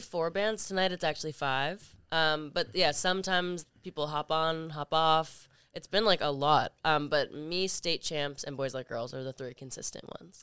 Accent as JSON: {"language": "English", "town": "Toronto", "region": "Ontario", "country": "Canada", "tie": "born or raised there", "said": "I'm from Canada, from Toronto"}